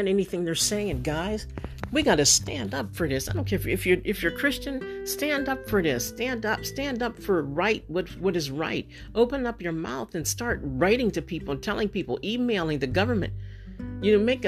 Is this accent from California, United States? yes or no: no; Pennsylvania, United States; I'm from Pennsylvania